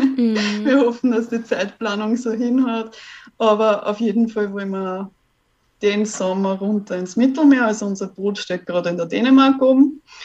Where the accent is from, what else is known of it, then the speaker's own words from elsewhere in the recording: Austria; ich bin ja aus Österreich